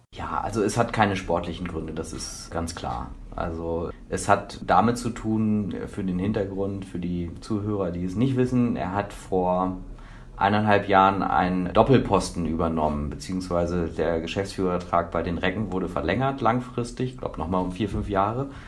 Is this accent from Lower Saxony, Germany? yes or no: yes; Hanover, Lower Saxony, Germany; ich komme aus Hannover